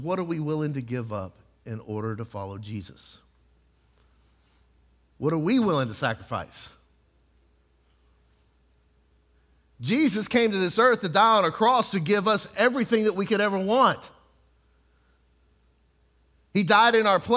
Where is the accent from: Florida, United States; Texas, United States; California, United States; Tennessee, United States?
Texas, United States; I was from Texas